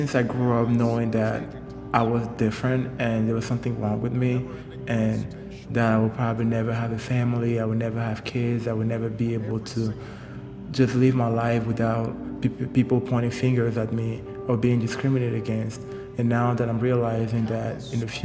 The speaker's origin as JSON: {"language": "English", "town": "Douala", "region": "Littoral", "country": "Cameroon", "tie": "born or raised there", "also_born_or_lived": "Yaoundé, Cameroon", "moved": "as an adult", "said": "I was born and raised in Douala, which is the economic capital of Cameroon."}